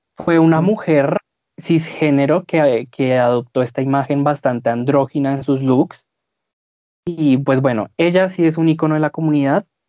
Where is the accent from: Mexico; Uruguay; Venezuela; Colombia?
Colombia; nosotros somos colombianos